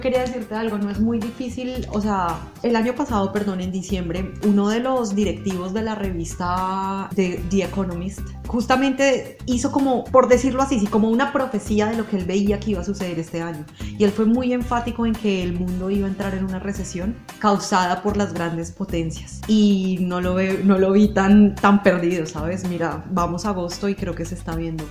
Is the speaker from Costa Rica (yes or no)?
no; Colombia; en mi país